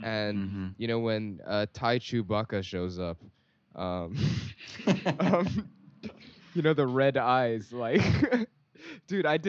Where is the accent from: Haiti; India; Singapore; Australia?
Singapore; we grew up in Singapore